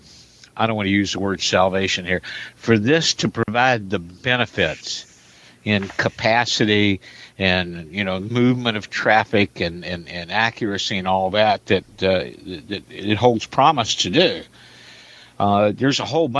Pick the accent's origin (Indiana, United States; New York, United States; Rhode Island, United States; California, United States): Indiana, United States; across the river from Louisville; moved away; my mother lives under one of the approaches to Louisville International. My hometown's across the river.